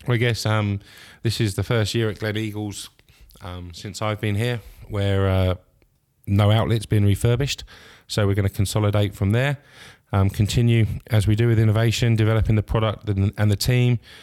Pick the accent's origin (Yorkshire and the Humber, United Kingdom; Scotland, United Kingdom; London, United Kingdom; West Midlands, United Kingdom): Scotland, United Kingdom; being Scottish